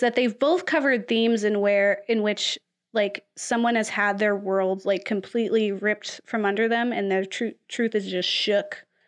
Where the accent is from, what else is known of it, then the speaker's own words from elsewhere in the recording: the South, United States; I'm also from the South